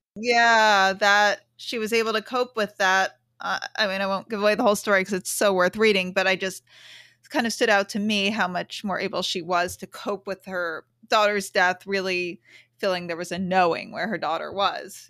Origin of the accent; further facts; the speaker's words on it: New York City, New York, United States; I grew up in the city.